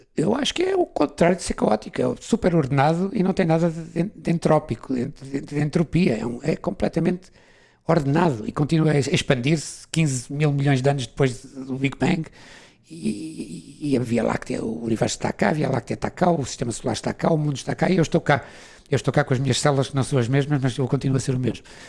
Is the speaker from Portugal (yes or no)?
yes; Portugal; moved away as an adult; also born or lived in London; Fui-me embora de Portugal, saí de Portugal.